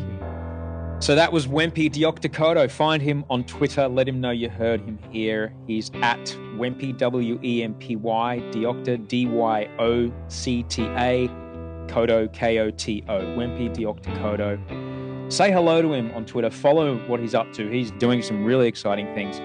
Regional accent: Australia; growing up in Australia

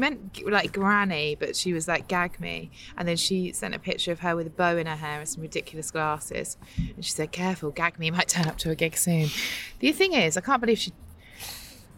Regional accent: Margate, South East England, United Kingdom; I come from Margate.

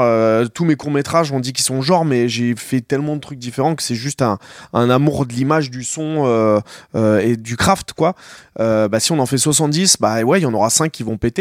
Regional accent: Noisy-le-Grand, Île-de-France, France; j'ai grandi, j'ai grandi à Noisy

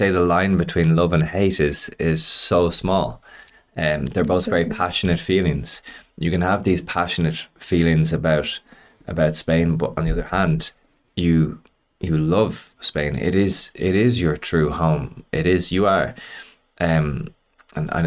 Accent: Ireland; I'm Irish. I'm proud to be Irish.

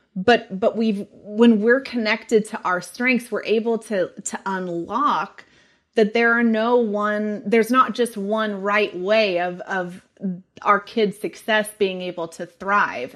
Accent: Sonoma County, California, United States; also born or lived in San Diego, California; now in Texas, United States; originally, I am from Sonoma County

